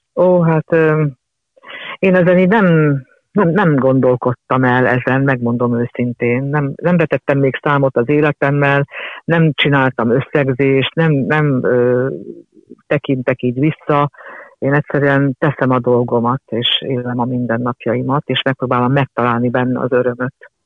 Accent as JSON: {"language": "Hungarian", "region": "Budapest", "country": "Hungary", "tie": "born or raised there", "said": "az a lakás volt az én szüleimnek az első lakása"}